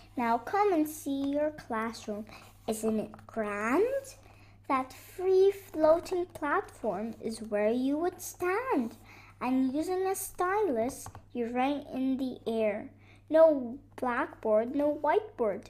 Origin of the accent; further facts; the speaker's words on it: Beirut, Beirut Governorate, Lebanon; I'm 7 years old and I'm from Lebanon, Beirut